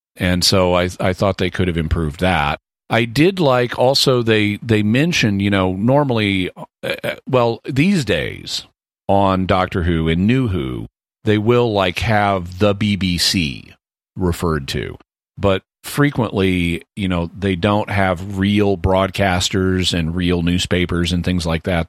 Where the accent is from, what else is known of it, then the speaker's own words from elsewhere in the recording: United States; as an American